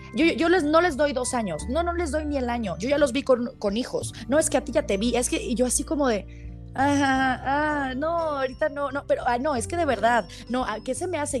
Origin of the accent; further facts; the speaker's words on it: Guadalajara, Jalisco, Mexico; Nací en Guadalajara, Jalisco, en el hospital, no me acuerdo cuál fue, pero aquí, en, Guadalajara, en Guadalajara